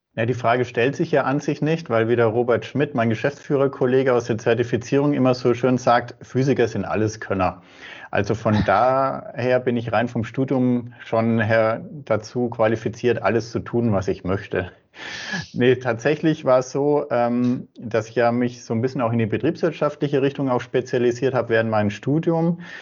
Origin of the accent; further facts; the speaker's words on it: Würzburg, Bavaria, Germany; bin ein Franke, komme aus Würzburg und arbeite auch in Würzburg